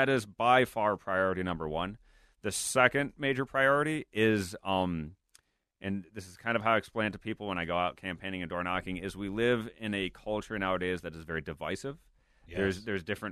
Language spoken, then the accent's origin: English; Blaine, Minnesota, United States; I grew up in Blaine, lived there almost my entire life. We still live there.